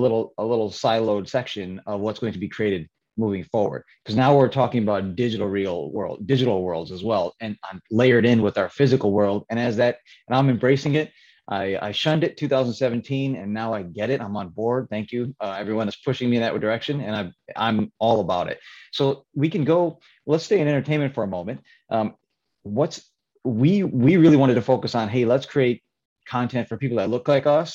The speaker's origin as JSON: {"language": "English", "town": "Chicago", "region": "Illinois", "country": "United States", "tie": "born or raised there", "also_born_or_lived": "New York City area", "moved": "yes", "lives_now": "New York, United States", "said": "I'm from Chicago area, live in the New York City area now"}